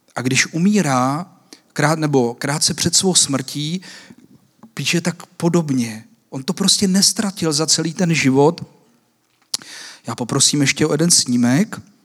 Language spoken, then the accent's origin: Czech; Czechia; nás Češích